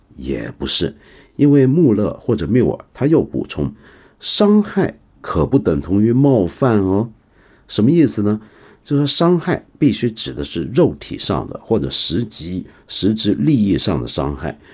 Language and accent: Chinese; China; 我们中国人